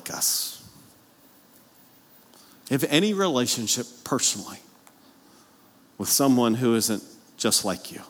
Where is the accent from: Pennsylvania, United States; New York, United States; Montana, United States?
Pennsylvania, United States; moved away; I grew up north of the Mason-Dixon line, Pennsylvania